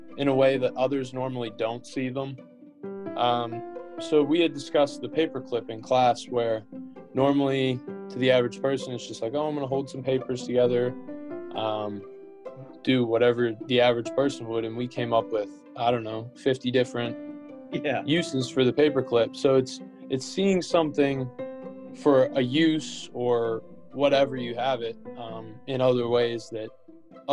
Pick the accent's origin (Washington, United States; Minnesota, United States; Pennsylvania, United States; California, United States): Pennsylvania, United States; Butler; moved away; I'm from Butler, Pennsylvania. We're about 45 minutes north of Pittsburgh